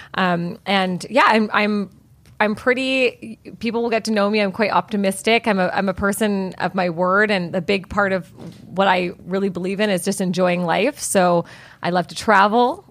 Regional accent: Vancouver, British Columbia, Canada; I am born and bred in Vancouver, British Columbia

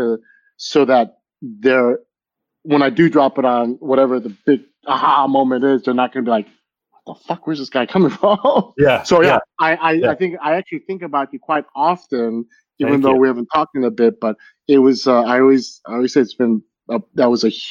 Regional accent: Los Angeles, California, United States; I'm actually from LA, like born and raised in LA.

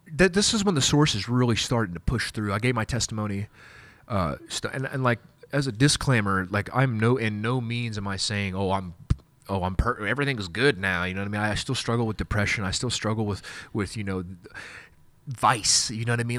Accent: Wichita, Kansas, United States; I'm from Wichita, Kansas

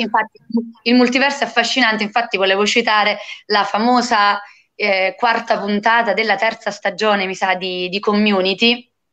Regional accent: Fontanarosa, Campania, Italy

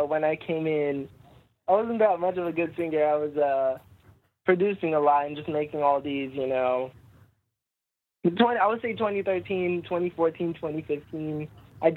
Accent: Jackson, Mississippi, United States; moved away as an adult; also born or lived in North Dakota; I'm from Jackson, Mississippi

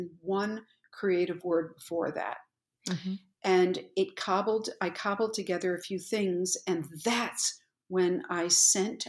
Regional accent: Pittsfield, Massachusetts, United States; I grew up in Pittsfield, Massachusetts, which is Western Massachusetts.

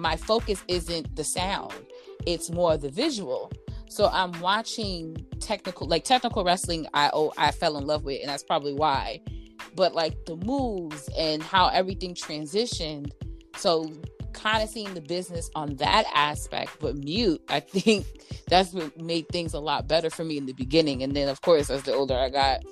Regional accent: New York, United States; I'm from New York

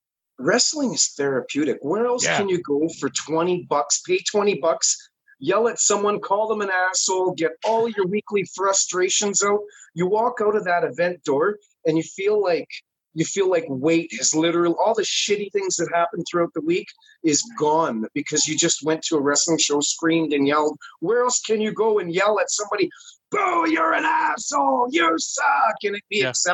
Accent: Canada; I'm a Canadian.

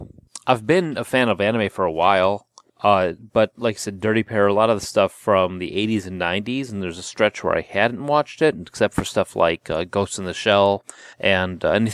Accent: Texas, United States; I'm from Texas.

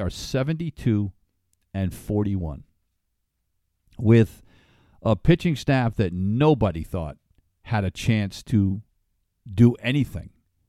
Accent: Connecticut, United States; also born or lived in Europe / Middle East / Alabama; I was born and raised in Connecticut. I've been a New Englander all my life, but I've lived overseas. I've lived in Europe. I've lived in the Middle East. I've lived in Alabama

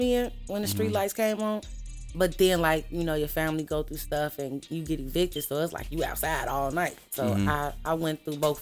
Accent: Chicago, Illinois, United States; I'm from the South Side, low end, Robert Taylor Projects

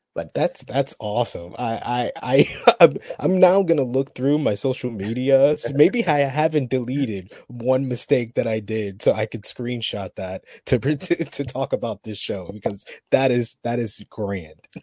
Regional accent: New York, United States; I'm from New York

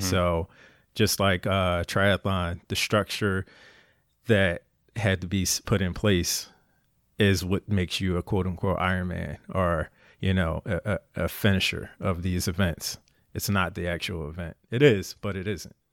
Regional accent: Philadelphia, Pennsylvania, United States; moved away as an adult; Born and raised in Philly

